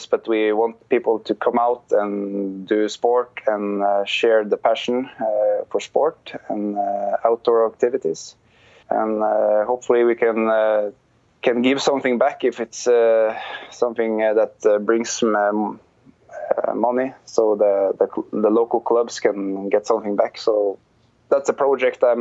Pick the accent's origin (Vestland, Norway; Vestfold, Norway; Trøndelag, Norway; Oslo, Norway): Trøndelag, Norway; Trondheim; moved away as an adult; I was born there and lived there till I was 28.